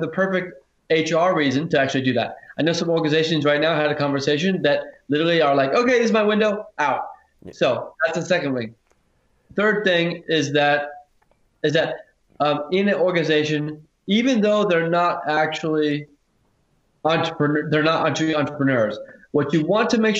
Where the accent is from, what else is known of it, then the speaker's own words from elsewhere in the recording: Silicon Valley, California, United States; also born or lived in Hawaii; now in Australia; I'm originally from Silicon Valley, which is the United States, and originally born in Hawaii, then moved to Silicon Valley